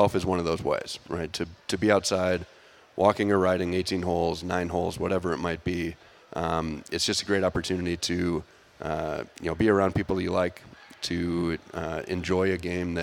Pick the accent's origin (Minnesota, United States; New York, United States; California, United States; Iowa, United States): Minnesota, United States; Bloomington; moved away as an adult; to be back in my home state, I grew up in Bloomington, right down the road